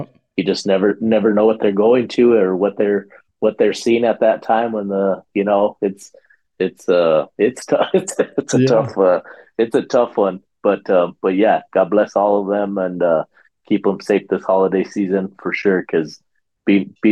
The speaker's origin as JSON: {"language": "English", "region": "New Mexico", "country": "United States", "said": "We're both from New Mexico"}